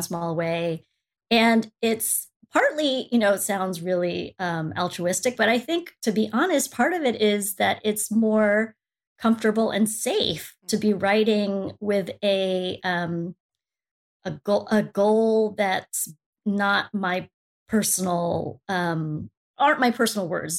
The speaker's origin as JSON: {"language": "English", "country": "United States", "said": "I'm Asian, I'm Filipino American"}